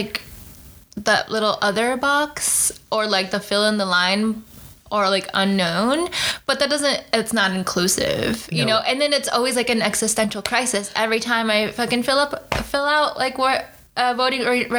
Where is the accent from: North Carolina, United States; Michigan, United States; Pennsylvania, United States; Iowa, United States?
Michigan, United States; so I grew up in Michigan.